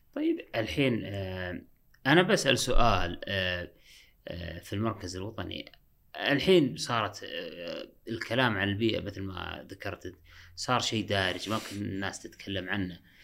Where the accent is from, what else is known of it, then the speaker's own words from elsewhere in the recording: Saudi Arabia; عندنا في السعودية